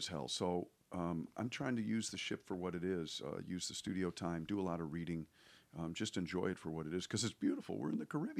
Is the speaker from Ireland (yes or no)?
yes; Ireland; So we're Irish, so, you know, we're used to oppression.